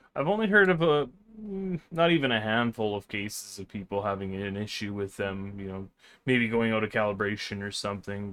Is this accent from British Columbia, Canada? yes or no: yes; Vancouver, British Columbia, Canada; moved away; I grew up in Vancouver